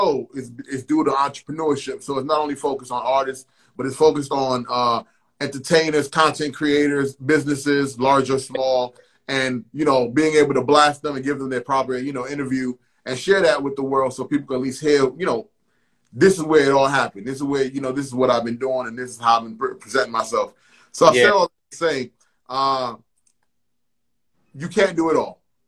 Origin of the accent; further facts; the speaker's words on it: New York, United States; growing up in New York in the 80s